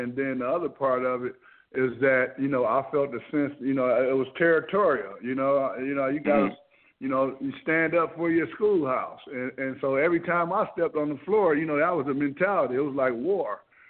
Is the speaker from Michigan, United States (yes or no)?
yes; Ann Arbor, Michigan, United States; also born or lived in Detroit, Michigan; I'm originally from Ann Arbor. You know, I was born in Detroit, but I was raised in Ann Arbor. Went to elementary school there.